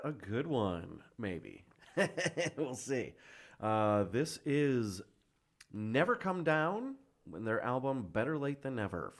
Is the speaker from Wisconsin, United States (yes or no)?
yes; Wisconsin, United States; I'm from Wisconsin. There's not many Jewish.